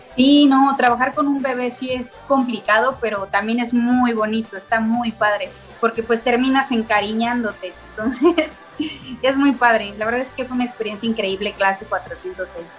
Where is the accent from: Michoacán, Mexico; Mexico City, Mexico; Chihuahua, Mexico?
Mexico City, Mexico; Soy de la Ciudad de México